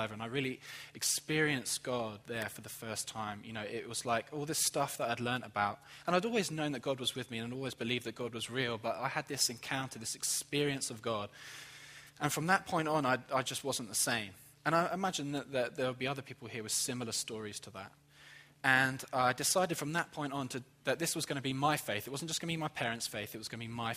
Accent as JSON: {"language": "English", "region": "England", "country": "United Kingdom", "moved": "as an adult", "lives_now": "Jacksonville, United States", "said": "I'm from England"}